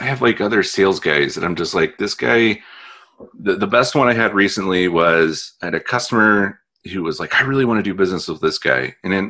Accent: Northwest Indiana, United States; moved away as an adult; now in Wisconsin, United States; I grew up in Northwest Indiana

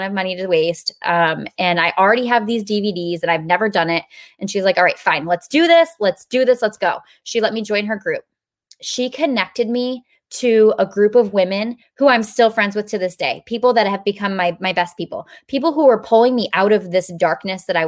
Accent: New York, United States; also born or lived in Pennsylvania; now in South Carolina, United States; We were living in South Carolina, but I'm from New York

